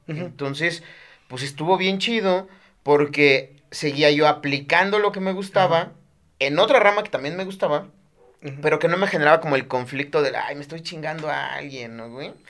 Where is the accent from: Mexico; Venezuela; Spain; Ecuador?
Mexico; Chiapas; moved away as an adult; now in Mexico City, Mexico; en Chiapas tenemos cosas más importantes de qué preocuparnos